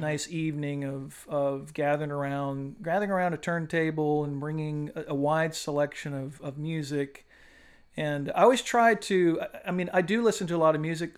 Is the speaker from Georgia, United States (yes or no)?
no; Oahu, Hawaii, United States; moved away as an adult; now in Beaufort, United States; I'm originally from Hawaii.